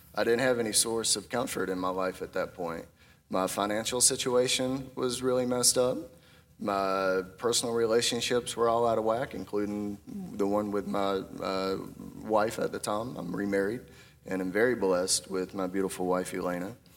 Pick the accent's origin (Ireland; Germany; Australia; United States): United States; Bear Creek, North Carolina; I grew up in Bear Creek. Anyone know where Bear Creek's at? That's a part of Chatham County